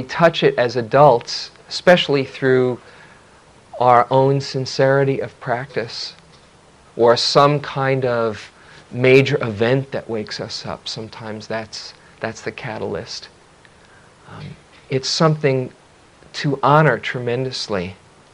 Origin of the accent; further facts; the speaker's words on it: New York City, New York, United States; when I was a kid growing up in New York City